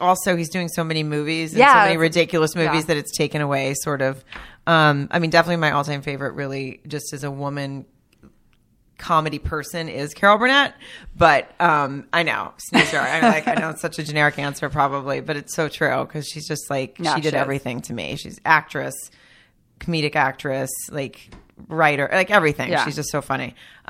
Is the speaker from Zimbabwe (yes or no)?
no; Germany; born there; Well, I was born in Germany, but I'm really – actually, my dad's Italian. So I was only born there.